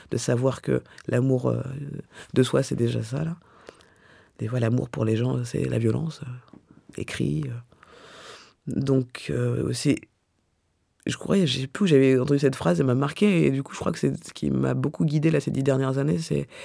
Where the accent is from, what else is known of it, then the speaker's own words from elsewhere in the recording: Clichy, Île-de-France, France; born there; Alors, je suis née à Clichy, mais j'ai grandi partout.